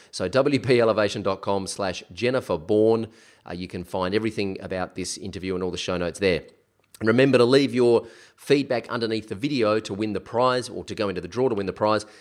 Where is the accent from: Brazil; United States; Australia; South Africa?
Australia; South Australia; South Australia, which is where I come from